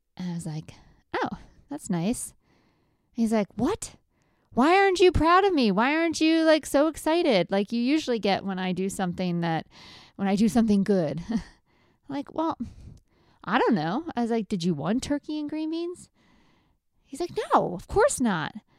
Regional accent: Lancaster County, Pennsylvania, United States; I grew up in Lancaster County

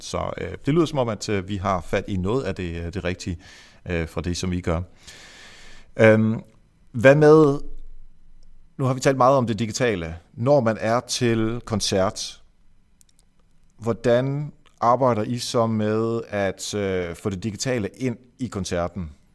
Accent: Esbjerg, Southern Denmark, Denmark; nu kommer jeg fra Varte Esbjerg-området, og øh, vi er jo jyder alle sammen

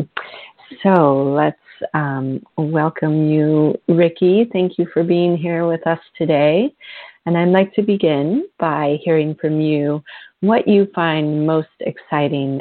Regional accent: Vermont, United States; my home state of Vermont, where I grew up.

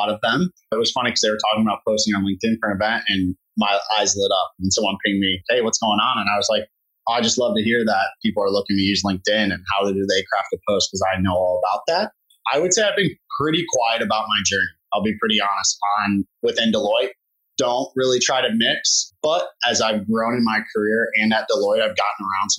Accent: Cleveland, Ohio, United States; also born or lived in Austin, Texas; head back to my hometown for a little bit and be a professional there.

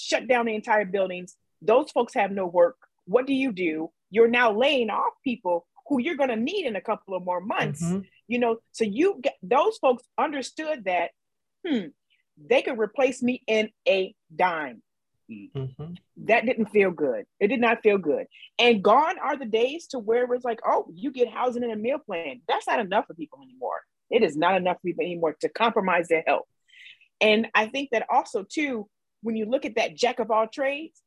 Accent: Midwest, United States; now in California, United States; I'm from the Midwest

